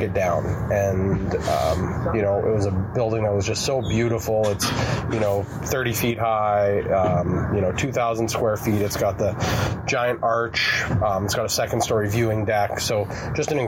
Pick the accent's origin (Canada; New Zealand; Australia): Canada; Brandon, Manitoba; also born or lived in Winnipeg, Manitoba; now in Onanole, Canada; I grew up in Brandon, you know, after university, lived in Winnipeg